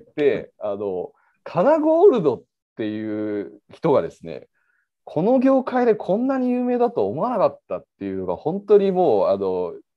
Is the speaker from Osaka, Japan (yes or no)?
yes; Osaka, Japan; moved away as an adult; also born or lived in Nirasaki, Yamanashi / Kyushu; now in Tokyo, Japan; 基本的には大阪で育ちまして